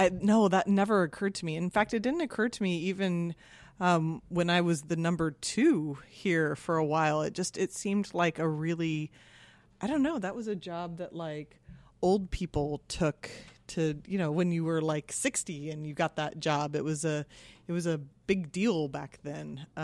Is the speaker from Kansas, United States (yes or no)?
yes; Kansas, United States; moved away as an adult; also born or lived in East Coast; now in San Francisco, United States; I am from Kansas.